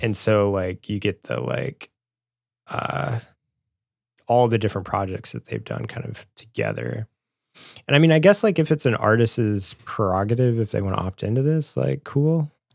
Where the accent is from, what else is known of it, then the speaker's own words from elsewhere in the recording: Springfield, Missouri, United States; growing up in Springfield, Missouri, and being in high school